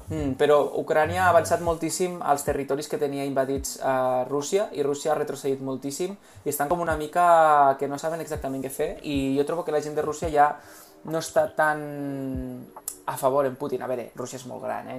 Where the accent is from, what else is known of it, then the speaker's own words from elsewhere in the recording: Spain; som d'Espanya